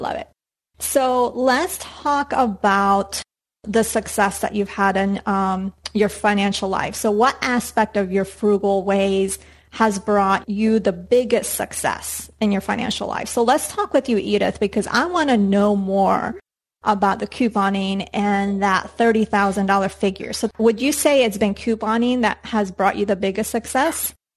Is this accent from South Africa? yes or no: no; Colombia; moved away; growing up in Colombia